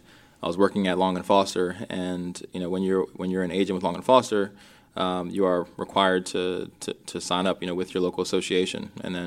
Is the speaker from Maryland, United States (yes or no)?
yes; Rockville, Maryland, United States; also born or lived in Minneapolis, Minnesota; I grew up in Rockville, Maryland. We, you know, moved to the East Coast. I was actually born in Minnesota. A lot of folks don't know that, and in Minneapolis, and moved to the East Coast when I was about 2 years old